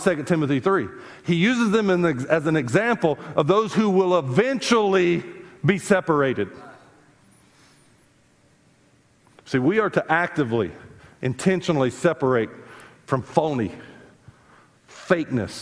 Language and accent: English; South Carolina, United States; I grew up in South Carolina